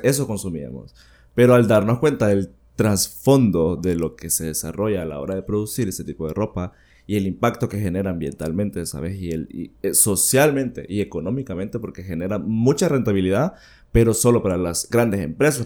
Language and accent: Spanish; Villanueva, Cortés, Honduras; also born or lived in San Pedro Sula; yo soy sanpedrano, bueno, he vivido en Villanueva, viví toda mi niñez en Villanueva, pero siempre estuve en San Pedro Sula